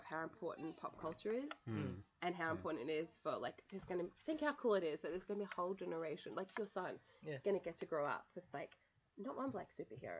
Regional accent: Australia; I came all the way from Australia

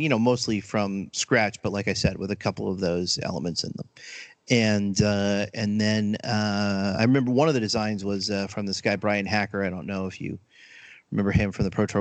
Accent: outside Allentown, Eastern Pennsylvania, United States; I grew up in Pennsylvania, uh, outside of Allentown, and uh, so I guess Eastern Pennsylvania

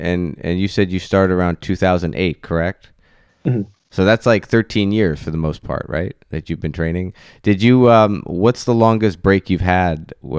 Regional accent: Maine, United States; now in Central Florida, United States; I remember growing up in Maine as an athlete, and you'd have to travel many times out of Maine to get to anything

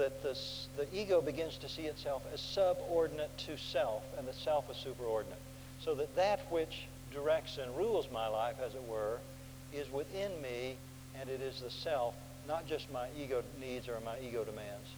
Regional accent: Oklahoma, United States; accent: Oklahoma; my Oklahoma accent

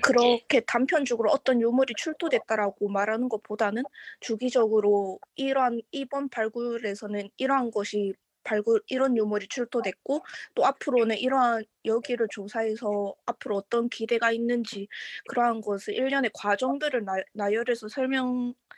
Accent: Changwon, South Gyeongsang, South Korea; 제가 창원 사람이라서

